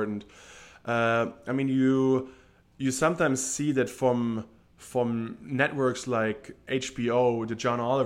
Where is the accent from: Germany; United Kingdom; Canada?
Germany; moved away as an adult; growing up in Germany